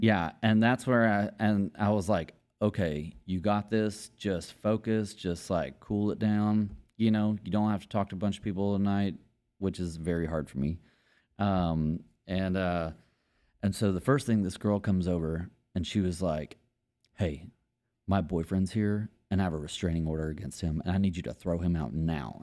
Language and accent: English; Longview, Texas, United States; moved away as an adult; now in Austin, United States; I'm from East Texas, Longview, Texas